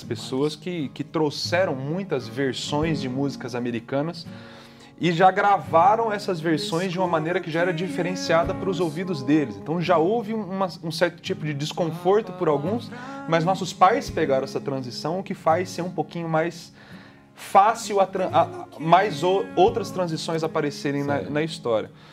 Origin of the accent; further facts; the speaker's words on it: Brazil; como brasileiros